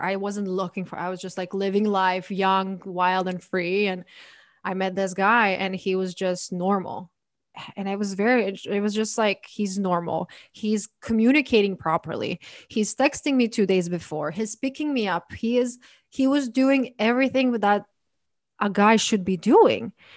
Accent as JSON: {"language": "English", "country": "Croatia", "moved": "yes", "lives_now": "United States", "said": "I'm from Croatia"}